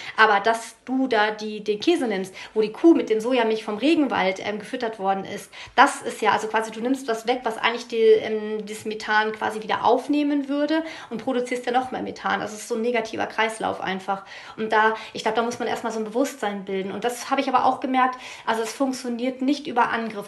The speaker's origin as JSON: {"language": "German", "area": "East Frisia", "region": "Lower Saxony", "country": "Germany", "tie": "born or raised there", "said": "ich komme aus Friesland"}